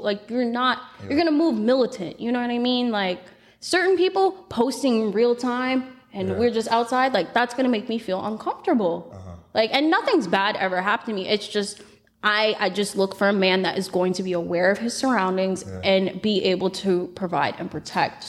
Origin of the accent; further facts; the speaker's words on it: Florida, United States; I'm from Florida